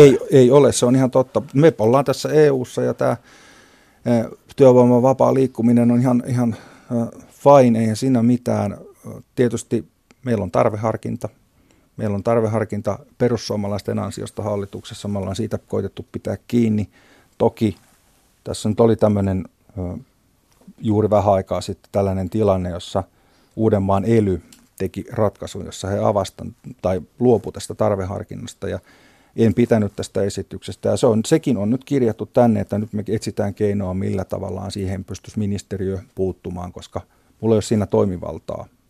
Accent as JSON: {"language": "Finnish", "town": "Kouvola", "region": "Kymenlaakso", "country": "Finland", "said": "tuolta meiltäkään päin"}